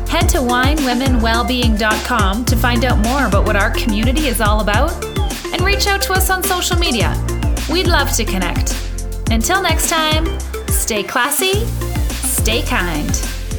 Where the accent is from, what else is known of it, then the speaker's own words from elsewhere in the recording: Canada; moved away as an adult; also born or lived in Paris; I'm a Canadian that has lived in many different countries